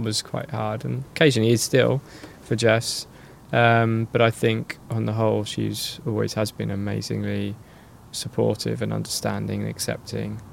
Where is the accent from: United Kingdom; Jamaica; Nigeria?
United Kingdom; Norwich, East of England; I'm from Norwich, which is in the east of England